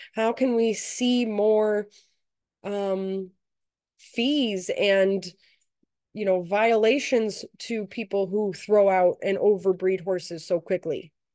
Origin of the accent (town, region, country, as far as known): United States